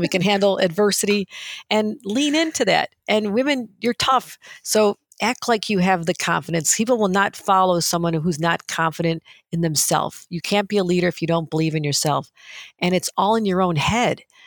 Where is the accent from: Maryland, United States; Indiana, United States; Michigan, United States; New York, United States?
New York, United States; also born or lived in Washington, D.C.; I still go visit the diners and stay connected with people in my hometown, kind of a gritty steel town that was, you know, left for dead after Bethlehem Steel pulled up